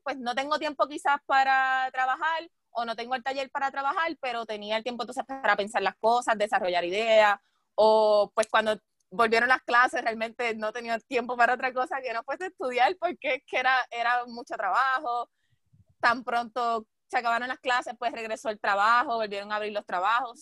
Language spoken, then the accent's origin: Spanish; Puerto Rico; nosotros como puertorriqueños